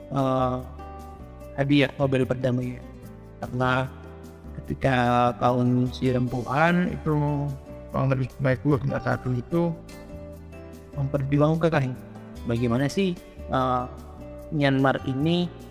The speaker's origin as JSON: {"language": "Indonesian", "region": "Jakarta", "country": "Indonesia", "tie": "born there", "said": "lahir di Jakarta"}